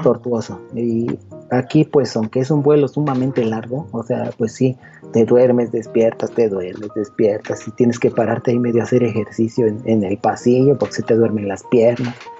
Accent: Mexico; De México.

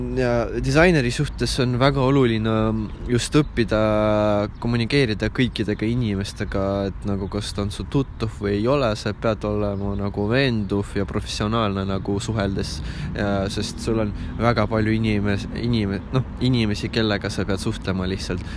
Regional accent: Ida-Viru County, Estonia; moved away as an adult; me oleme sinuga Ida-Virumaalt tulnud

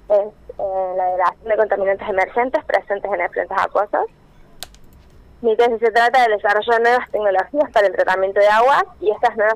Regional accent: Villa del Rosario, Córdoba, Argentina; Sí, soy de Villa del Rosario.

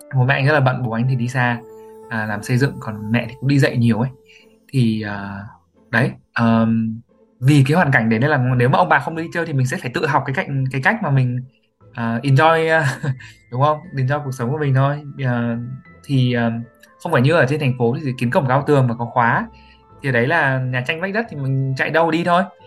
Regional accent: Hải Dương, Vietnam; moved away; mình sinh ra và lớn lên tại Hải Dương

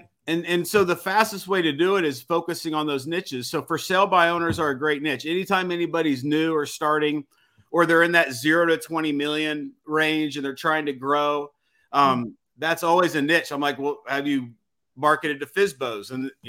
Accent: Missouri, United States; And I came from Missouri. I didn't know anybody here. I talk like a country redneck

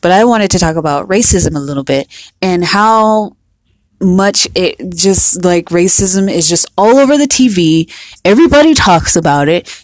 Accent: United States; we're from here, we're from America

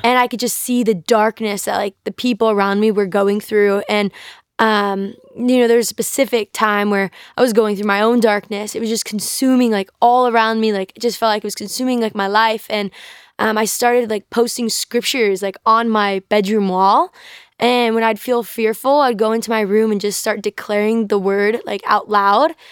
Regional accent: North Carolina, United States; I grew up in North Carolina

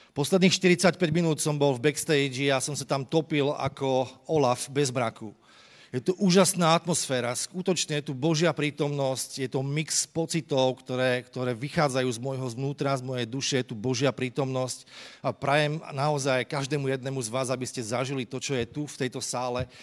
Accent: Trenčín, Trenčín Region, Slovakia; Ja som vyrastal v Trenčine, kde kadial e, tečie rieka Vách.

